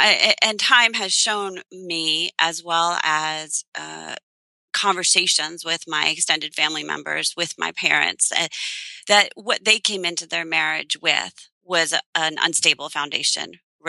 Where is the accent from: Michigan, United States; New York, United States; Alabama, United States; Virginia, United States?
New York, United States; Long Island; moved away as an adult; also born or lived in Illinois; now in Pennsylvania, United States; we just moved this past late spring, beginning of the summer, from a boarding school that we had lived at in Long Island for 18 years. Wow. And it's my hometown.